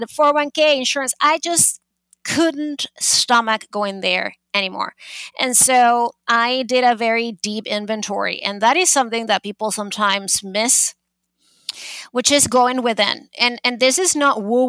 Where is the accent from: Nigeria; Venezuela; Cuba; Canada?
Venezuela; also born or lived in Boston, United States; now in New York City, United States; I am originally from Venezuela, but I have been in New York for 22 years